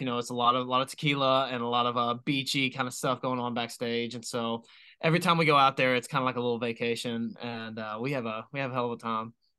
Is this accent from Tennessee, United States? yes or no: yes; Knoxville, Tennessee, United States; I'm from Knoxville